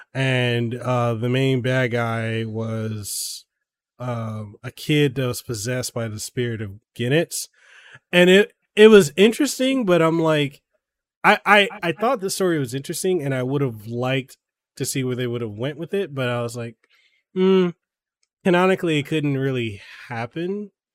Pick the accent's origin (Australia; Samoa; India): Samoa; now in Hawaii, United States; when I was growing up in Samoa